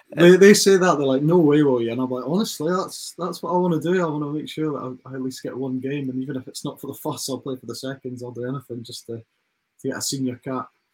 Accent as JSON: {"language": "English", "town": "Dumfries", "region": "Scotland", "country": "United Kingdom", "moved": "as an adult", "lives_now": "England", "said": "we're just lads from Dumfries"}